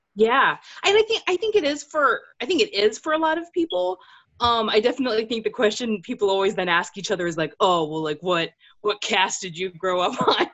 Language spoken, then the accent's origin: English; Maryland, United States; moved away as an adult; now in Pennsylvania, United States; I spent most of my life there